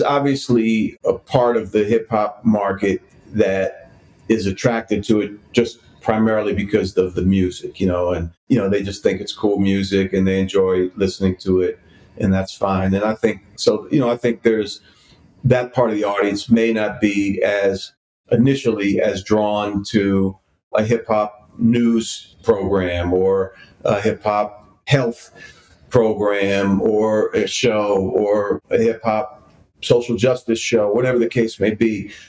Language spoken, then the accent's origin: English; Washington, District of Columbia, United States; moved away as an adult; also born or lived in New York; I had been living back in DC a few years ago, which is my hometown.